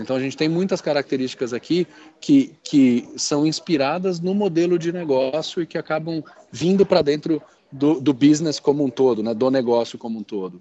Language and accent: Portuguese; São Paulo, Brazil; sou paulista paulistano